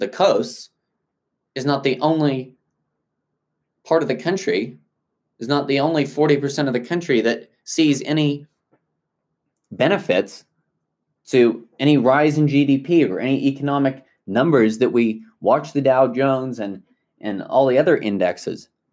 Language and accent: English; South Africa; moved away; I grew up in South Africa